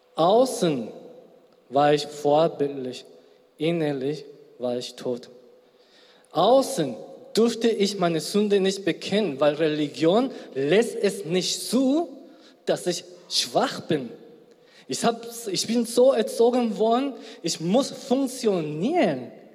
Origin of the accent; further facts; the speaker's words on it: Spain; also born or lived in South Korea; now in Germany; ursprünglich aus Südkorea, gebürtiger Spanier